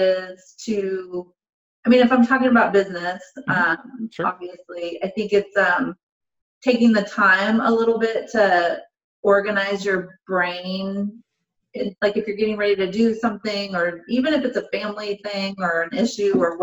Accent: Portland, United States; I'm born and raised in Portland. I've never left Portland

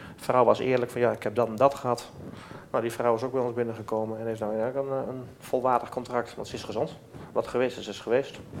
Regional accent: Netherlands; wij zijn zelf ook Nederlanders

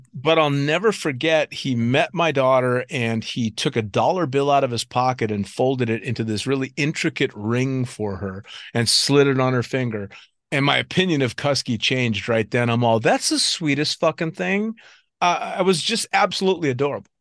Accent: United States; being in Cross Keys as an American

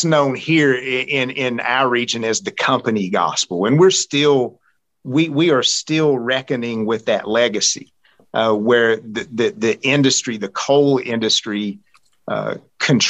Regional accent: Central Appalachia, United States; accent: Central Appalachian; my accent, my Central Appalachian accent

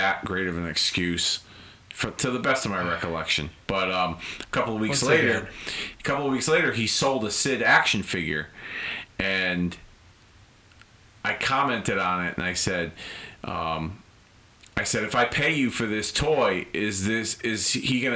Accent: Hartford, Connecticut, United States; my hometown of Hartford, Connecticut

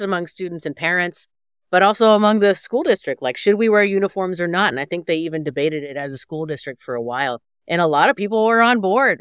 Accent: Houston, Texas, United States; I grew up in Texas

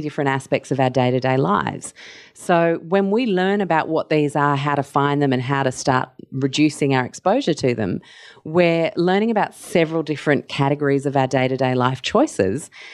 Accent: Mauritius; now in Australia; I grew up in Mauritius

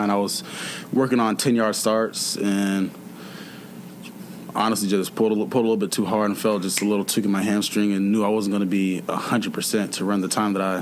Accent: Atlanta, Georgia, United States; moved away; I'm from Atlanta

